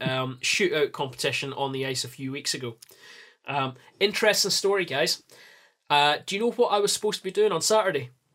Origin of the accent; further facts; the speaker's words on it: Scotland, United Kingdom; I'm Scottish